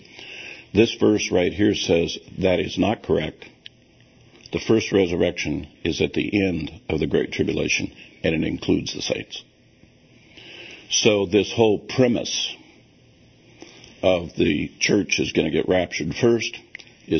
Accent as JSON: {"language": "English", "country": "United States", "said": "we Americans"}